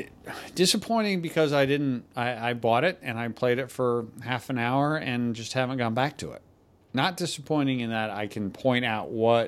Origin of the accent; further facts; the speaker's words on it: New Jersey, United States; New Jersey. I'm from New Jersey.